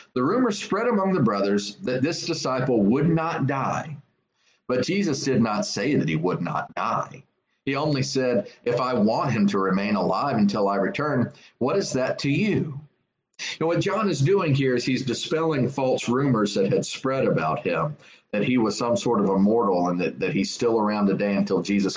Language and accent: English; South Carolina, United States; I'm from South Carolina